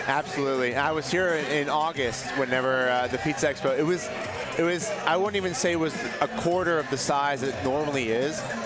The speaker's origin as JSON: {"language": "English", "town": "Pittsburgh", "region": "Pennsylvania", "country": "United States", "said": "I'm from Pittsburgh, and I've been in Neapolitan pizza for about 12 years now"}